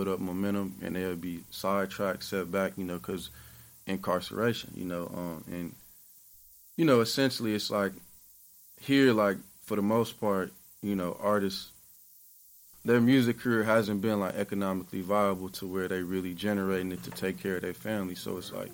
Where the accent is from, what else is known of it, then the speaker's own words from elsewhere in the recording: Milwaukee, Wisconsin, United States; I'm from Milwaukee.